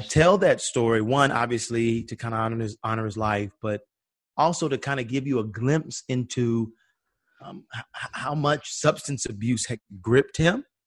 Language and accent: English; Atlanta, Georgia, United States; we grew up in Auburn